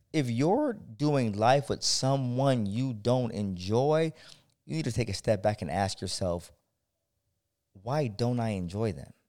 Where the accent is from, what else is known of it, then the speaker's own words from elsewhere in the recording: San Diego, California, United States; I'm from San Diego